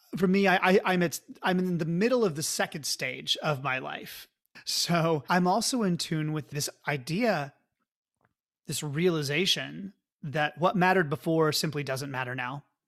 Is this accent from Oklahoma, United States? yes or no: yes; Oklahoma, United States; now in California, United States; I'm from Oklahoma